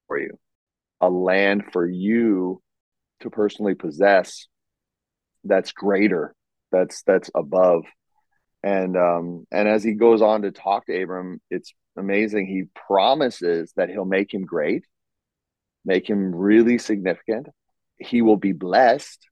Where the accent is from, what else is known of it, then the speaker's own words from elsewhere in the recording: United States; moved away as an adult; now in Europe; I'm American. I'm raised, born, bred in America